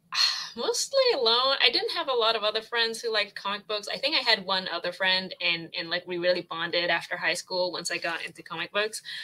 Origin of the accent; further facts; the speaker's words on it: Toronto, Ontario, Canada; I'm from Toronto, Canada, the Great White North